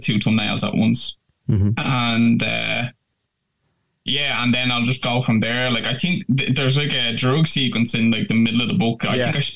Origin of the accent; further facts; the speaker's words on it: Dublin, Leinster, Ireland; my hometown, like, which is Finglas in Dublin